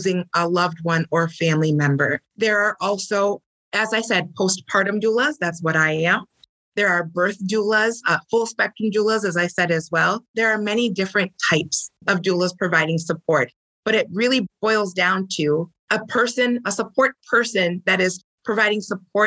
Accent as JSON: {"language": "English", "town": "St. Paul", "region": "Minnesota", "country": "United States", "said": "I'm from St. Paul, Minnesota"}